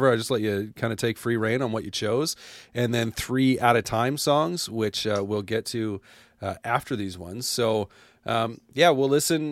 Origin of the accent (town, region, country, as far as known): Canada